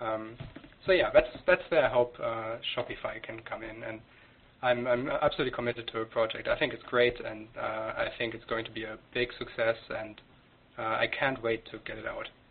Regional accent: Germany; moved away as an adult; now in Canada; I, am German. I came came to Canada two three years ago. I grew up in Germany

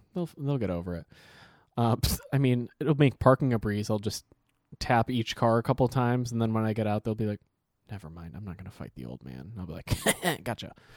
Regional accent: Ohio, United States; I'm from Ohio

